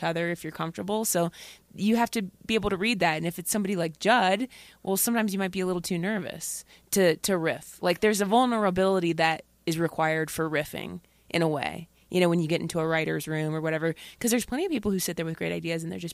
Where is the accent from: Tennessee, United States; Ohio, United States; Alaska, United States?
Ohio, United States; Dayton; moved away; My family's in Dayton, Ohio